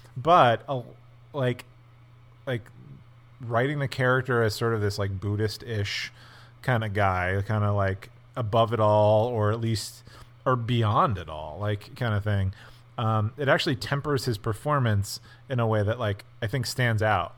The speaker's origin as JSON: {"language": "English", "town": "Scranton", "region": "Pennsylvania", "country": "United States", "tie": "born or raised there", "said": "I grew up in Scranton, Pennsylvania, which is a Polish and Irish and Italian coal mining town"}